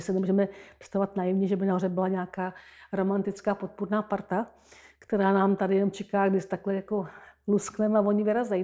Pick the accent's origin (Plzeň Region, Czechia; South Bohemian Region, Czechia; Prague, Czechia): South Bohemian Region, Czechia; Jindřichův Hradec; moved away; also born or lived in Český Krumlov; Já jsem narozená u Jindřichova Hradce